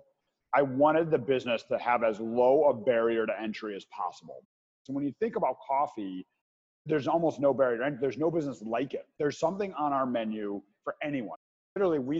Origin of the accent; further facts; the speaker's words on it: Chicago, Illinois, United States; I'm originally from Chicago.